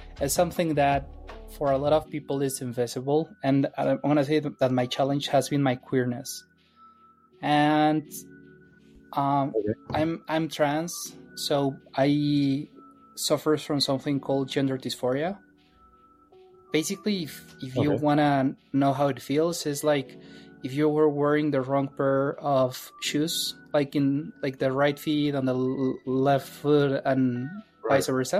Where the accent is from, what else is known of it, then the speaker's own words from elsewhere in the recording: Mexico; moved away as an adult; also born or lived in Mexico City; now in San Francisco, United States; I grew up in Mexico